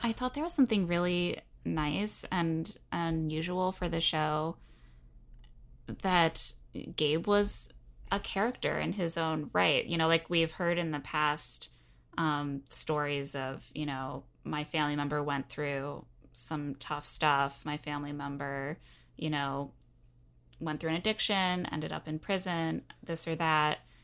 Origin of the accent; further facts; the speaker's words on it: Indiana, United States; moved away; I also was born and raised in Indiana